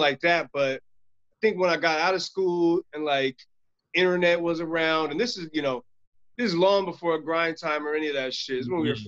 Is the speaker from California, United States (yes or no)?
yes; Stockton, California, United States; I grew up in Stockton, so people are wild, aggressive.